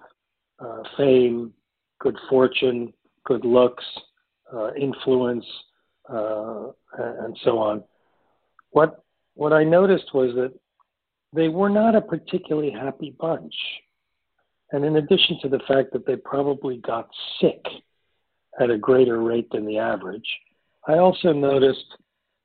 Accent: New York City, New York, United States; growing up in New York City in those days

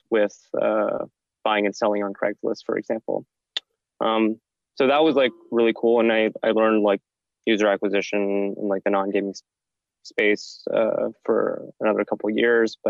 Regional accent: Bay Area, California, United States; moved away as an adult; now in New York, United States; I'm actually originally from the Bay Area

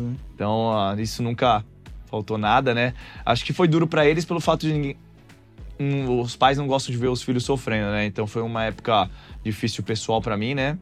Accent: Santos, São Paulo, Brazil; moved away; also born or lived in Argentina / São José dos Campos / Ribeirão Preto; eu tive que voltar para Santos, minha cidade natal.

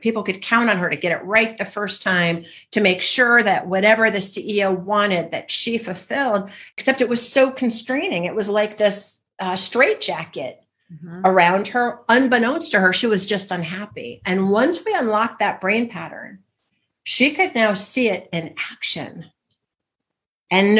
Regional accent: Michigan, United States; growing up in Michigan in the snow

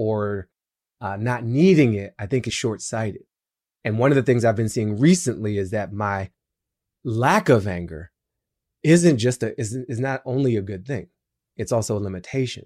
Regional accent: Washington, District of Columbia, United States; I'm from DC

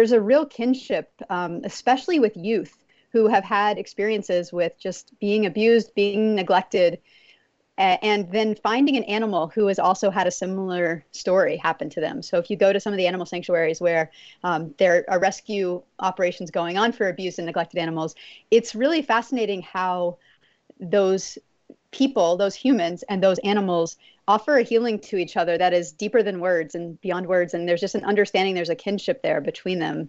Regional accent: Texas, United States; I grew up in Texas

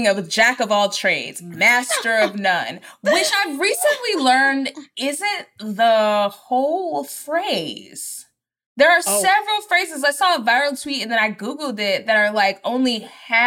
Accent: Texas, United States; now in Los Angeles, United States; I'm from Texas.

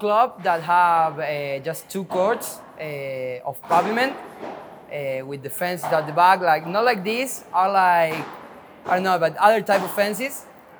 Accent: General Roca, Río Negro, Argentina; Rio Negro, General Roca, a little city.

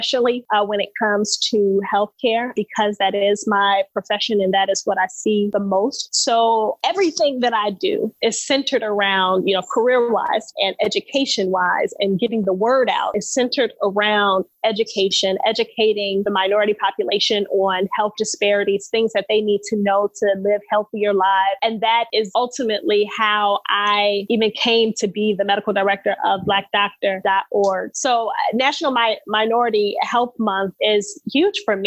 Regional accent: Chicago, Illinois, United States; moved away as an adult; now in Sacramento, United States; We are originally hailed from Chicago, and we moved all the way to Sacramento, California

